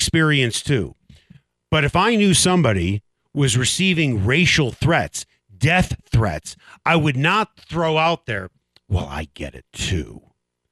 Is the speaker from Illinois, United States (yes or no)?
yes; Chicago, Illinois, United States; now in Denver, United States; It was a big hockey community where I grew up, but I grew up on the North Shore of Chicago.